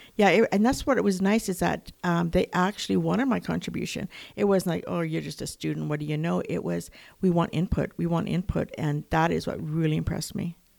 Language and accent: English; Lethbridge, Alberta, Canada; I am from Lethbridge